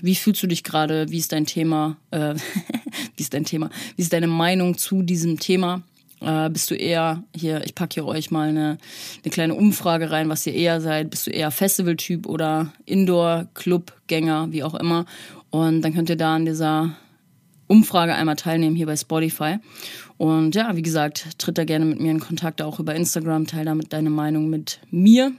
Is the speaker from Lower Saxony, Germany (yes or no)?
no; North Rhine-Westphalia, Germany; now in Hamburg, Germany; ich komme aus NRW